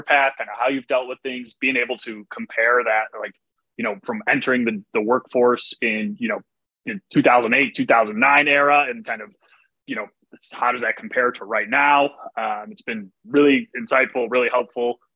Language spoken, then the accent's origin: English; Chicago, Illinois, United States; moved away as an adult; also born or lived in New York; I grew up around Chicago and then, you know, going to New York at 18